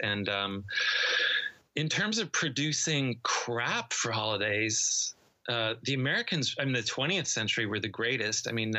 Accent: Canada; I grew up in Canada when Canada was, you got a lot of BBC shows.

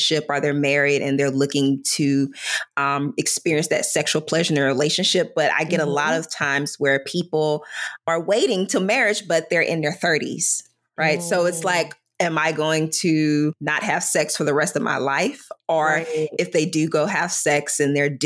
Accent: the South, United States; I grew up in the South

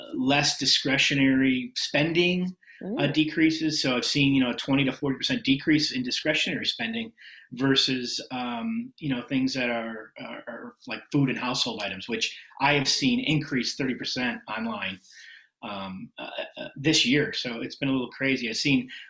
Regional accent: Chicago, Illinois, United States; moved away as an adult; also born or lived in Wisconsin; I'm originally from Chicago area, went to school in Wisconsin

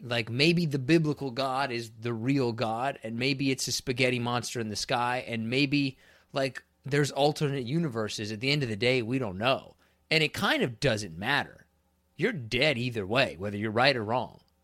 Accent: Kansas, United States; moved away; also born or lived in Florida; I'm from Kansas

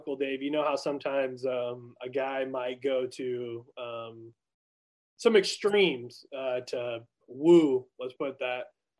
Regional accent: California, United States; But I was born and raised in California, so I'm a diehard Raider fan, right?

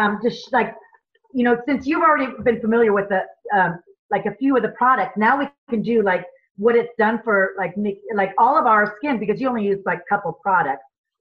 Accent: California, United States; also born or lived in Chicago; being a Californian girl, people think I was a Chicagoan, but I lived there for a little bit.

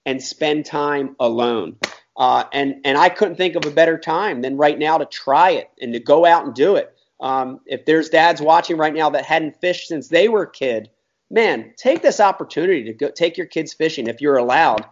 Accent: Philadelphia, Pennsylvania, United States; now in New Jersey, United States; I grew up in Philadelphia, then moved over on the Jersey side

